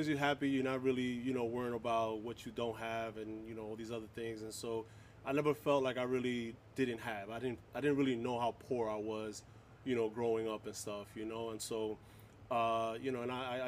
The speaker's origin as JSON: {"language": "English", "town": "New York City", "region": "New York", "country": "United States", "tie": "born or raised there", "said": "I grew up in Harlem, in New York City, all over New York City"}